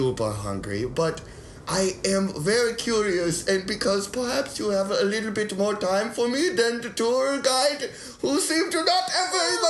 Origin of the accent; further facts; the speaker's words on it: Bonn, North Rhine-Westphalia, Germany; No, I'm from Bonn.